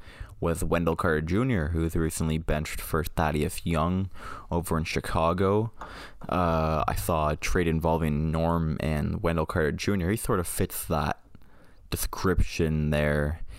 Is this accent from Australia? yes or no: no; Canada; And just so we're all aware, we are from Canada.